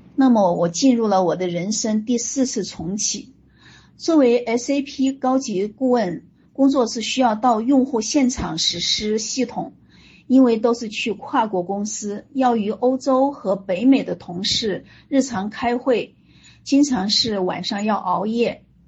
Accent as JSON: {"language": "Chinese", "town": "Huanggang", "region": "Hubei", "country": "China", "tie": "born or raised there", "also_born_or_lived": "Hunan / Xi'an / Shenzhen / Canada", "moved": "as an adult", "lives_now": "Foshan, China", "said": "我出生在湖北黄冈，呃，大家都知道的一个顺产学霸的小城市啊"}